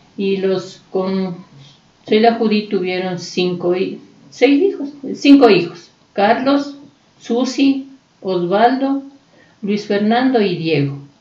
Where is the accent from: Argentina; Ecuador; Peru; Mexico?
Ecuador; Quito, Pichincha; somos de aquí, de la Vicentina, porque hemos estado cerca